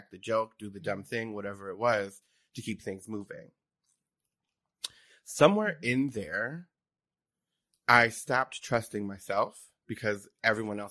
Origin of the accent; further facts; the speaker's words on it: New Jersey, United States; I grew up in Jersey. I'm from South Jersey.